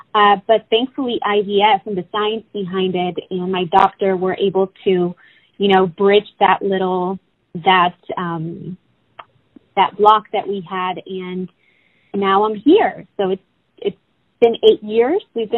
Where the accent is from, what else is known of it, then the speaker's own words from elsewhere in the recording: Oxnard, California, United States; also born or lived in Mexico; Well, I was born in Mexico. I grew up in Oxnard, California.